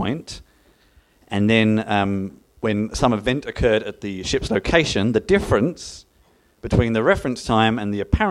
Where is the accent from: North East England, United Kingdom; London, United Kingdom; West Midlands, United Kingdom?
London, United Kingdom; now in Melbourne, Australia; I originally hail from Greenwich in London, which is where time comes from.